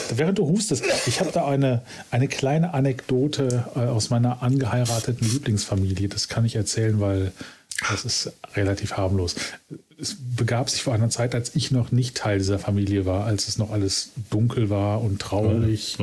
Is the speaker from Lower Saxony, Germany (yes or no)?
no; Essen, North Rhine-Westphalia, Germany; ich komme quasi gebürtig aus dem Sumpf aus dem Ruhrgebiet